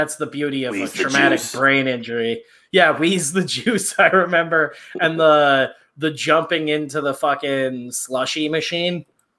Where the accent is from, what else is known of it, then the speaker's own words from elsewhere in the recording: Chicago, Illinois, United States; Yeah, I grew up in Chicago.